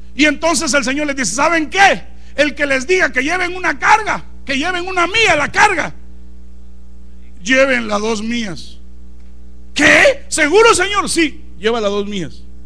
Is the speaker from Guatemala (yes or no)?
yes; Guatemala; moved away as an adult; now in Chicago, United States; yo soy de Guatemala